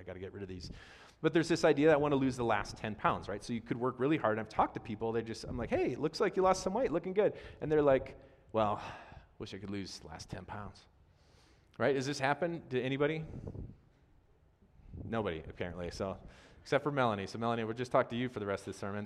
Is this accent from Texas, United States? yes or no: no; Wisconsin, United States; I'm from Wisconsin